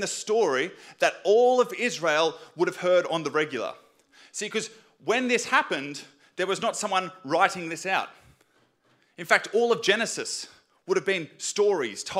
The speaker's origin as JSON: {"language": "English", "town": "Sydney", "region": "New South Wales", "country": "Australia", "tie": "born or raised there", "said": "I grew up in Western Sydney"}